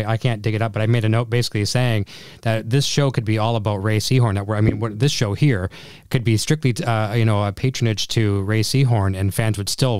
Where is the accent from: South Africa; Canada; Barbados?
Canada; But I'm Canadian